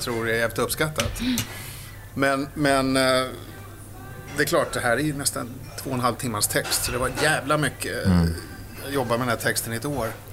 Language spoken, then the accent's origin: Swedish; Stockholm, Stockholm County, Sweden; Jag är uppväxt i Stockholm, i Vasastan